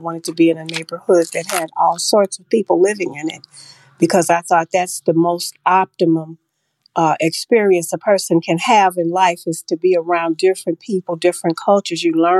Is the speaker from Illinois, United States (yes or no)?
yes; Chicago, Illinois, United States; I'm a Chicagoan and a lifelong Chicagoan.